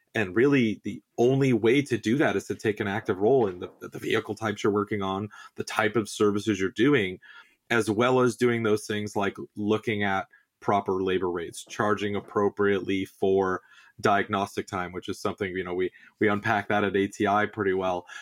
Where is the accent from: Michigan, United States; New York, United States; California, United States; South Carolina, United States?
California, United States; Southern; I grew up in the Southwest, uh, you know, I'm a native Southern Californian